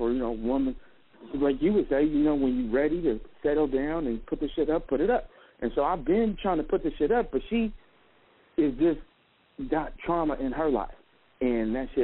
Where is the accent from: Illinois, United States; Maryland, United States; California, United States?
California, United States; Oakland; now in Las Vegas, United States; I'm a nigga from Oakland.